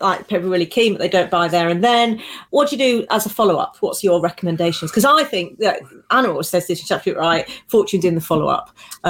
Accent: United Kingdom; We're British.

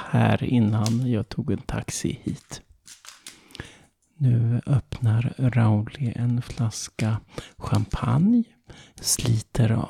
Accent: Finland; Och jag känner hur ilskan bubblar i min finlandssvenska kropp medan mina kreativitetsbegär dundrar ut i lemmarna.

